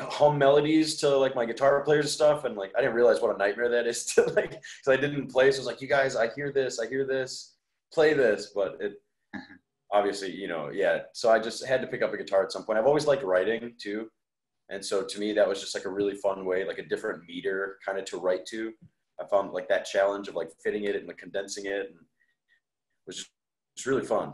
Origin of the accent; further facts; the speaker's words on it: Wales, Wisconsin, United States; I grew up in Wales